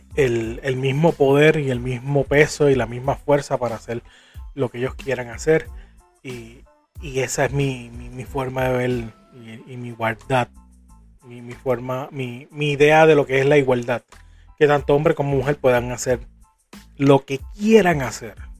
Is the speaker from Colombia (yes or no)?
no; Puerto Rico